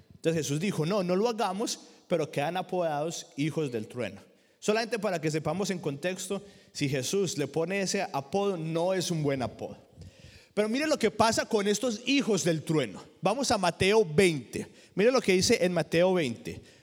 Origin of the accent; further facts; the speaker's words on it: Colombia; moved away; En la iglesia que yo crecí en Colombia